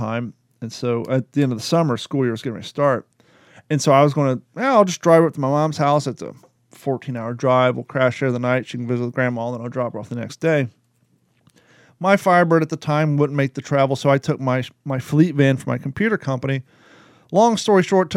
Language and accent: English; Grove City, United States; moved away; also born or lived in California; growing up in Grove City